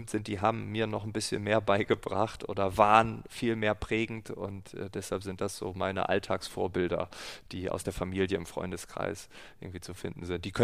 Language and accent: German; Großefehn, Lower Saxony, Germany; also born or lived in Aurich; In Aurich geboren, aufgewachsen in Große Feen, einem kleinen Dorf. Äh, das liegt in Ostfriesland.